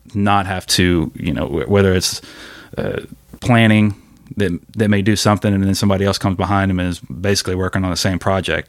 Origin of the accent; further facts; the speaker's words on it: Ocean Springs, Mississippi, United States; I'm from Ocean Springs